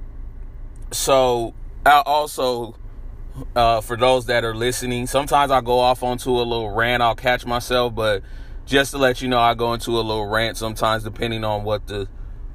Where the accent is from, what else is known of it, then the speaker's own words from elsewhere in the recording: San Francisco, California, United States; I moved to San Francisco around 1984. I was about 3 when I first moved there.